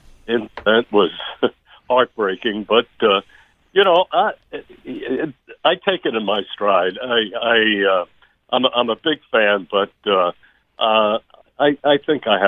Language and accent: English; New York City, New York, United States; growing up in Brooklyn